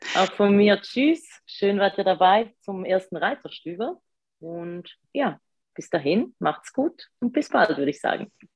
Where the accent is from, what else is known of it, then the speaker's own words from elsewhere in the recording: Switzerland; accent: Swiss; komme ich aus der Schweiz, deswegen ein bisschen der, ja, der Akzent.